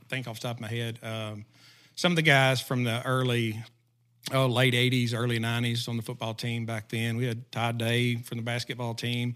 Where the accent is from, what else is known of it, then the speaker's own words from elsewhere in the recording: McGehee, Arkansas, United States; also born or lived in Pea Ridge, Arkansas; I grew up in, uh, small town, Southeast Arkansas called McGee, Arkansas